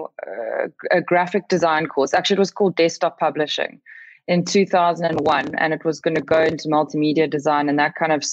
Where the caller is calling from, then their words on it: Cape Town, Western Cape, South Africa; I'm calling in from Bloburg in Cape Town